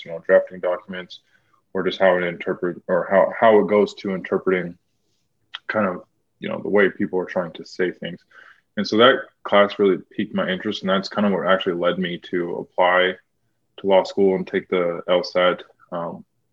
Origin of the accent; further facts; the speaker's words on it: Spokane, Washington, United States; I'm from Spokane, Washington